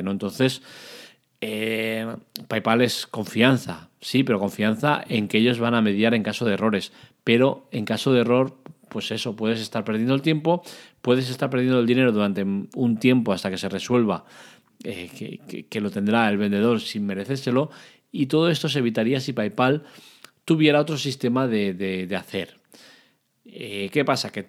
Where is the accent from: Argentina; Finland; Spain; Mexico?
Spain; Catalonia; Para eso soy catalán y soy de puño agarrado.